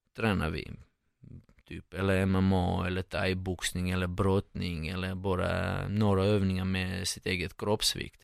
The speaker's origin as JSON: {"language": "Swedish", "region": "Moscow", "country": "Russia", "tie": "born or raised there", "also_born_or_lived": "Georgia / Saint Petersburg, Russia", "second_language": "Swedish", "moved": "as an adult", "lives_now": "Sweden", "said": "sen eh, i Moskva 15-14 år. Så jag eh, gick, till, gick i skolan där och eh, växte upp där i Ryssland."}